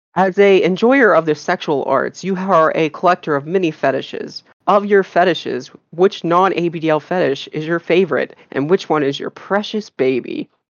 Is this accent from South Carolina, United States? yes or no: yes; South Carolina, United States; I also grew up in in South Carolina